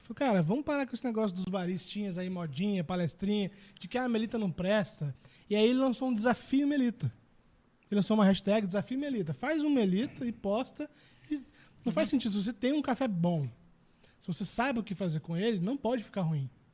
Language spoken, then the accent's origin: Portuguese; Brazil; a gente é brasileiro